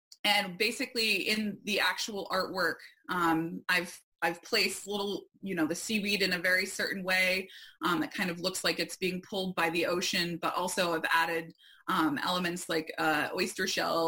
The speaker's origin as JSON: {"language": "English", "town": "Arundel", "region": "Maine", "country": "United States", "tie": "born or raised there", "also_born_or_lived": "Port Clyde, Maine", "said": "I have always been connected to the ocean as a native Mainer, and especially coastal Maine. I grew up in Arundel, which is about 15 minutes from a couple different beaches."}